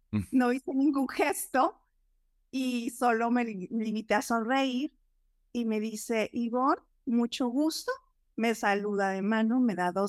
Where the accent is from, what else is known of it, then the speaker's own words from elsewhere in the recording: Los Angeles, California, United States; also born or lived in Mexico City; Pues nací en Ciudad de México, nací en Ciudad de México, pero crecí en, en mi adolescencia, este, desde mi adolescencia crecí en, en Los Ángeles.